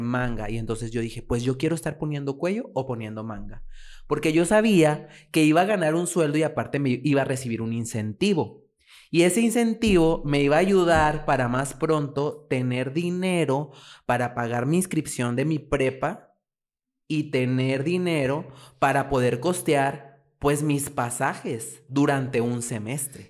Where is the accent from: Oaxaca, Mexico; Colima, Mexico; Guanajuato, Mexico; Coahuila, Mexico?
Coahuila, Mexico; Francisco I. Madero; now in Torreón, Mexico; yo soy originario de un ejido. Eh, el ejido se llama La Pinta y pertenece a Francisco y Madero Coahuila